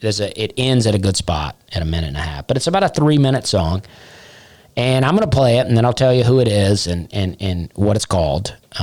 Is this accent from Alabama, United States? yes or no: yes; Alabama, United States; now in Nashville, United States; I moved to Nashville to become a comic. I came from Alabama. I came from Charleston, but from Alabama to Nashville to become a comedian.